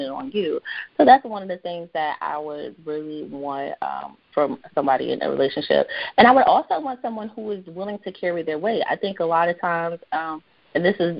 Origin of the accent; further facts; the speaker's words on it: North Carolina, United States; I'm from North Carolina. I'm a southern girl